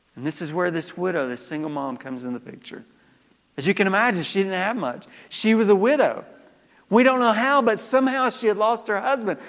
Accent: Georgia, United States; moved away; growing up in Georgia

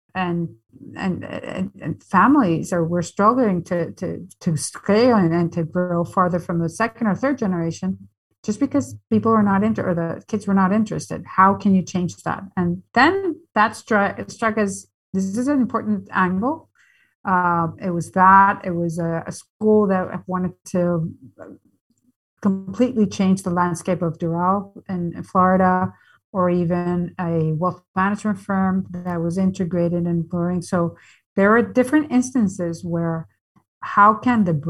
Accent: Venezuela; moved away as an adult; also born or lived in New York; now in United States; I'm born and raised in Venezuela, but I studied in New York at Columbia engineering

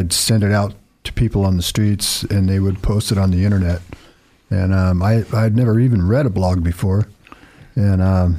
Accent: Eugene, Oregon, United States; moved away as an adult; now in Idaho, United States; I was born and raised in Eugene, Oregon, and I just got released. I was incarcerated for 20 years here in Idaho.

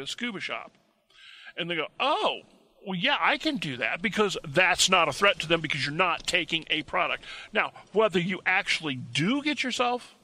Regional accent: Missouri, United States; I'm from Missouri

